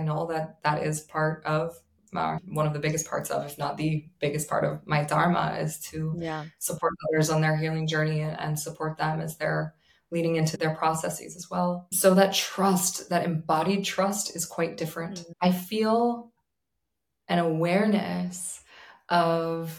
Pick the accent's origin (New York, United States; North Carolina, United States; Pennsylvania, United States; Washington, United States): New York, United States; I'm a New Yorker